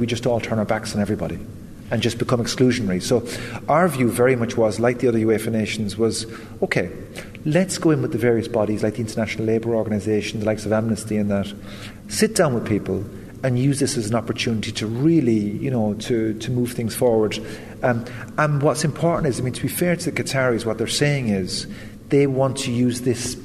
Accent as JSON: {"language": "English", "region": "west of Ireland", "country": "Ireland", "tie": "born or raised there", "said": "having grown up in the west of Ireland"}